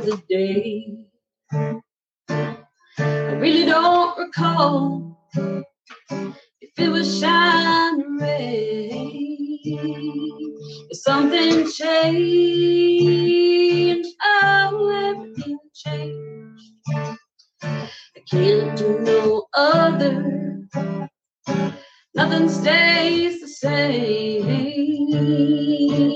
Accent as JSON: {"language": "English", "town": "Chandler", "region": "Oklahoma", "country": "United States", "also_born_or_lived": "Shawnee, Oklahoma", "moved": "yes", "lives_now": "Emporia, Kansas, United States", "said": "I'm originally from Chandler, Oklahoma. I was born in Shawnee on the Citizen Potawatomi Nation territory down there."}